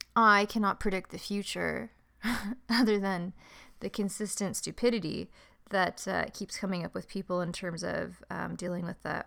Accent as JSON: {"language": "English", "town": "San Diego", "region": "California", "country": "United States", "tie": "born or raised there", "also_born_or_lived": "Toronto", "said": "Because I grew up in San Diego. I grew up near Carmel Valley, Del Mar Heights area."}